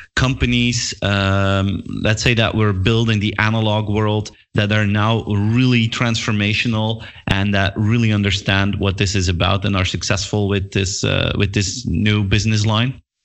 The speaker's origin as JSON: {"language": "English", "country": "Belgium", "said": "I'm from Belgium myself"}